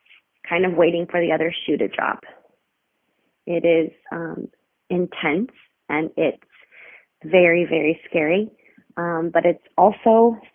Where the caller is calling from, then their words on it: Phoenix, Arizona, United States; I'm calling from Phoenix, Arizona.